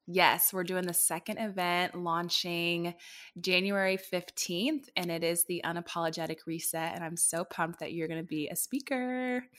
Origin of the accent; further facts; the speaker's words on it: Dallas, Texas, United States; moved away as an adult; also born or lived in Indianapolis, Indiana; I'm born and raised in Dallas, popped up to Indy for a little bit, but now I'm back home.